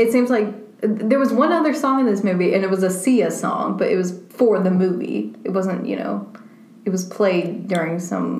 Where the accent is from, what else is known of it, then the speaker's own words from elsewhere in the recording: the South, United States; accent: southern; we're from the South